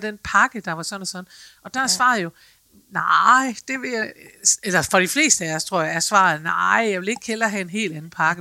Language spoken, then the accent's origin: Danish; Aalborg, North Denmark Region, Denmark; jeg er fra Aalborg